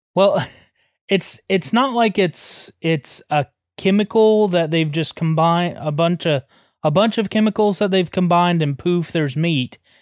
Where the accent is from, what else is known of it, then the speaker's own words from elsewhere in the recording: the South, United States; we come from the South